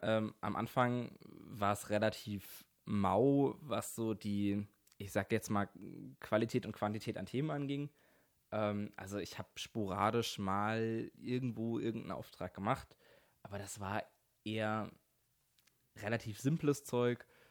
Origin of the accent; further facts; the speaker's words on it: Mannheim area, Baden-Württemberg, Germany; Ich komme so aus der Ecke Mannheim, bisschen außerhalb